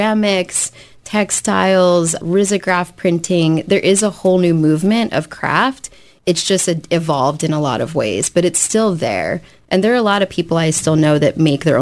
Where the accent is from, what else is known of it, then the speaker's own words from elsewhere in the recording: Philadelphia, Pennsylvania, United States; also born or lived in New York; I grew up in South Philadelphia. Native of the area, went to Central